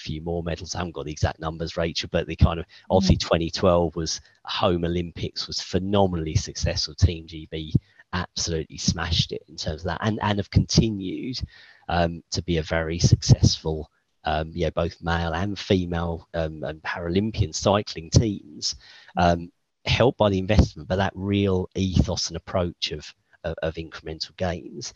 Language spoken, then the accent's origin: English; United Kingdom; now in Luxembourg; as a Brit